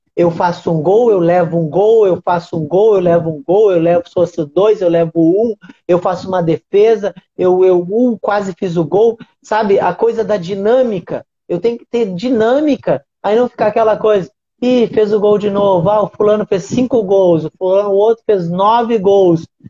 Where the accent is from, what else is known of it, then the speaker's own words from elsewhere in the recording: Uruguaiana, Rio Grande do Sul, Brazil; moved away; Uruguaiana, minha cidade, da onde eu nasci, da onde eu vim, da onde é a minha essência, da onde eu aprendi